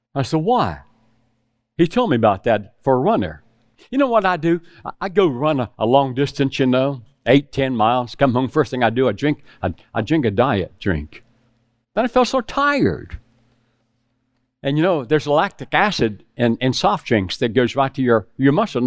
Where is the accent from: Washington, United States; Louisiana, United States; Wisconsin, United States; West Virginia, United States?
West Virginia, United States; moved away as an adult; also born or lived in South Carolina; I was raised in West Virginia with hogs